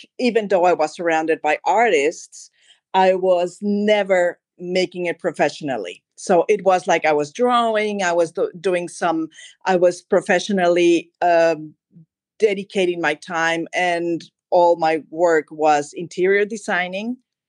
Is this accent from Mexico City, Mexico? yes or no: yes; Mexico City, Mexico; born there; also born or lived in Madrid, Spain / Germany; Of course. Well, I was born in Mexico City. And then for different reasons in my life, I was living in Madrid for a long time. And then I moved back to Mexico, and then I was living in Germany for a long, long time.